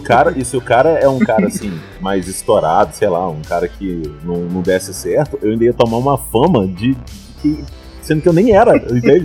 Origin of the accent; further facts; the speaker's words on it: Minas Gerais, Brazil; accent: mineiro; o meu desafio era tirar totalmente o sotaque mineiro